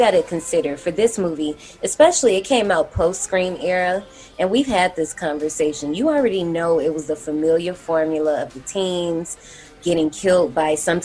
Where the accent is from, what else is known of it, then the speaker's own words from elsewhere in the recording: Gary, Indiana, United States; I grew up in Gary, Indiana. We are hop skipping away from Chicago